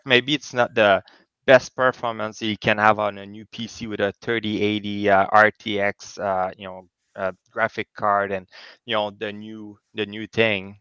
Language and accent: English; Canada; now in Kingston, Canada; I'm also a Canadian, so I'm in Kingston, yeah. Ontario